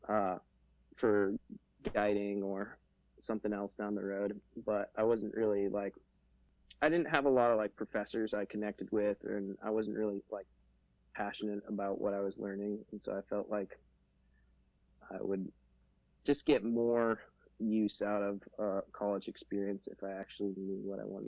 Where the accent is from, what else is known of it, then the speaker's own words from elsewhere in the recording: Fairbanks, Alaska, United States; I'm from Fairbanks, Alaska. I'm 24 years old. Lived in Fairbanks most of my life, well, pretty much my whole life